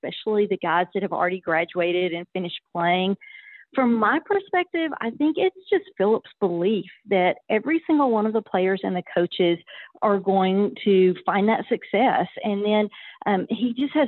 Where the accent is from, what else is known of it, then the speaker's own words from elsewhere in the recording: Stephenville, Texas, United States; also born or lived in Austin, Texas; I grew up in Stephenville, Texas